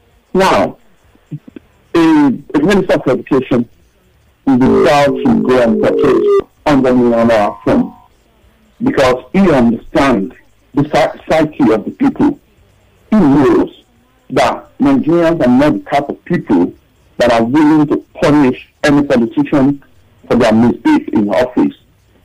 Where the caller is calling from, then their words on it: Tottenham, London, United Kingdom; I'm calling from Tottenham.